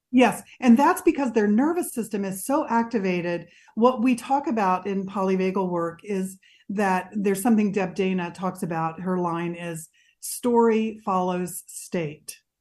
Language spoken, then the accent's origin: English; Mississippi, United States; I grew up in Mississippi